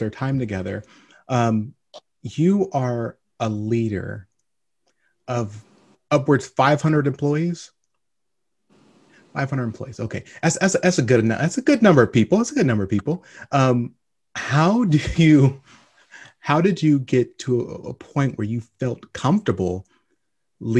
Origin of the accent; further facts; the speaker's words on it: Long Beach, California, United States; moved away; also born or lived in Lynwood, California; I was born in Linwood, California. Spent most of my life in Long Beach, and then moved out to the desert.